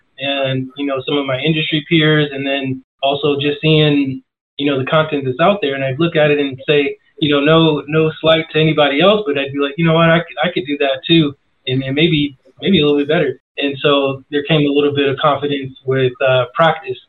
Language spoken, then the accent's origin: English; New York City, New York, United States; moved away as an adult; now in Phoenix, United States; I'm from New York originally, been living in Phoenix for, almost 18 years now